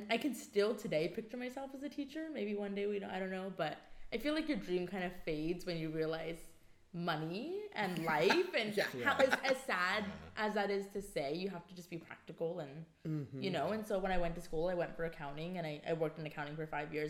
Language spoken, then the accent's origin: English; Union City, California, United States; I am born and raised right here. I was born in Washington Hospital. Grew up in Union City